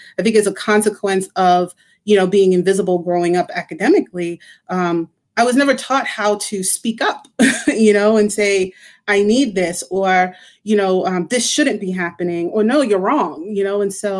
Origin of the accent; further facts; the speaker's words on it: Cambridge, Massachusetts, United States; I grew up in Cambridge, went to Cambridge public schools my whole life. And, I wasn't a bad child because I came from a strict Caribbean household.